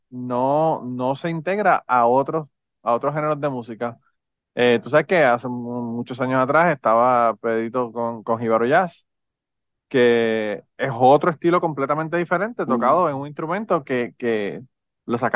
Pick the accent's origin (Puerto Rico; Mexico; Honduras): Puerto Rico; Utuado; Mi yo soy de Utuado también